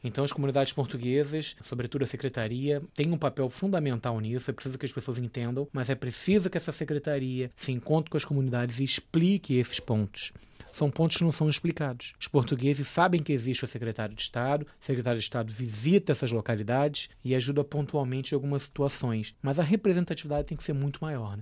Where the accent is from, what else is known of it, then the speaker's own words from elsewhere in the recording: Brazil; Como brasileiro, eu posso falar, porque eu amo meu país